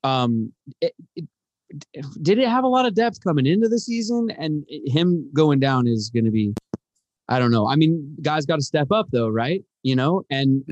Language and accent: English; Edmonds, Washington, United States; I'm from Edmonds, born and raised